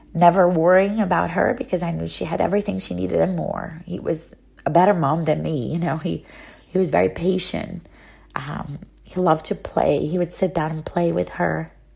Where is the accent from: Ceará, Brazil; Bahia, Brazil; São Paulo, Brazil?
Bahia, Brazil; Salvador; first language Portuguese; English is a second language; moved away as an adult; also born or lived in Rio de Janeiro, Brazil / Arizona, United States; now in United States; I'm from Brazil originally, from a very special place in Brazil called Bahia, the state of Bahia, the city of Salvador